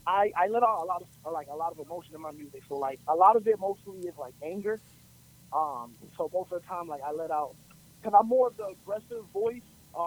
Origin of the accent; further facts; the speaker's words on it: Orlando, Florida, United States; I was born and raised on the west side of Orlando.